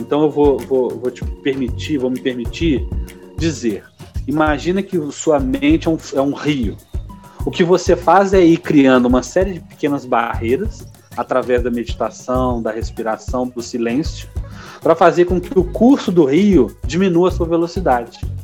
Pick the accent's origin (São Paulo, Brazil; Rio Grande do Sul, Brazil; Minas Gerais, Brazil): Minas Gerais, Brazil; como mineiro